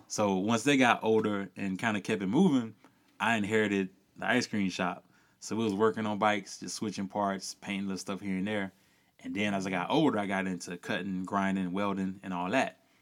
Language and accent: English; rural Louisiana, United States; growing up in rural Louisiana, you know, where I'm from